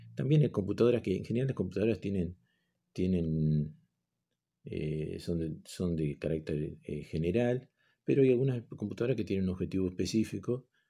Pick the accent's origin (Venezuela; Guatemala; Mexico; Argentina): Argentina; somos argentinos